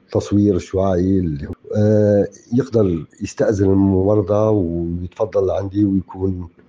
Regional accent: Syria; بظروف الأزمة اللي تعيشها بلدنا سوريا بكامل أراضيها وبظروف الحصار الاقتصادي المفروض علينا من كل الجهات

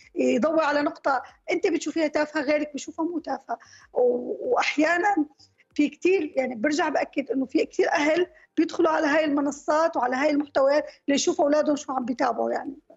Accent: Syria

